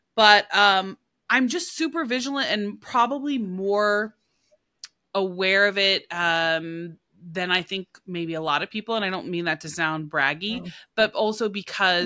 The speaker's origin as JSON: {"language": "English", "region": "Oklahoma", "country": "United States", "said": "I'm from Oklahoma"}